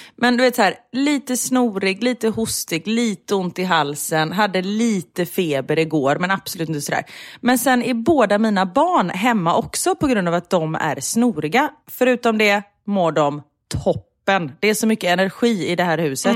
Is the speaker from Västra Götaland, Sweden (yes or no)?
yes; Gothenburg, Västra Götaland, Sweden; vi är ändå göteborgare